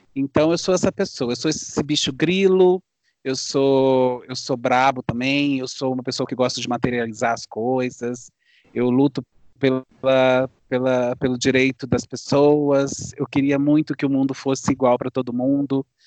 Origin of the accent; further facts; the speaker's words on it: Guaçuí, Espírito Santo, Brazil; Eu sou de Guaçuí, no Espírito Santo, também numa serra